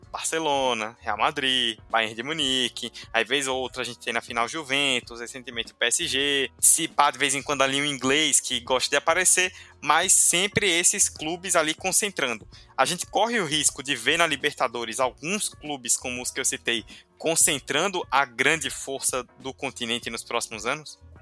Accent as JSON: {"language": "Portuguese", "country": "Brazil", "said": "nós brasileiros"}